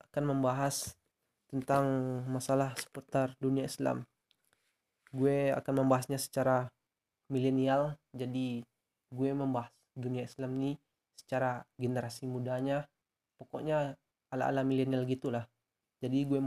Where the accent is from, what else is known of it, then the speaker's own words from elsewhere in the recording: Piobang, West Sumatra, Indonesia; Gue tuh lahir di Piobang 19 Juli 2001. Alamat gue itu Sumatera Barat ya.